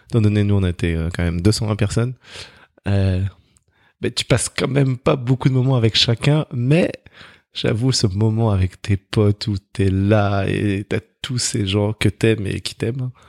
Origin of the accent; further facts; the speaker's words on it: Grigny, Île-de-France, France; also born or lived in London; J'ai grandi à Grigny, euh